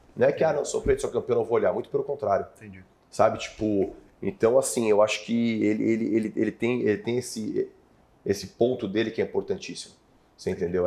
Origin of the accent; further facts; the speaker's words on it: Mongaguá, São Paulo, Brazil; also born or lived in Spain (family); now in São Paulo, Brazil; eu cresci em Mongaguá